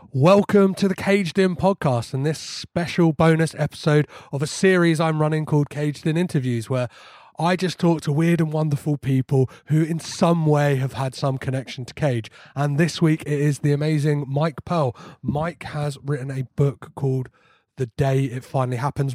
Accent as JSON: {"language": "English", "country": "United Kingdom", "said": "as like a British person"}